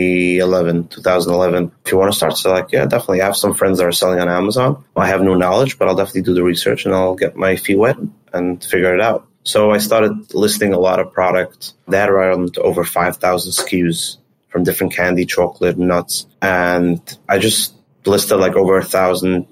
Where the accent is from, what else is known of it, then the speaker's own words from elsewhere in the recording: Monsey, New York, United States; also born or lived in Israel; So I grew up in an area called Muncie, New York. It's in Rockland County.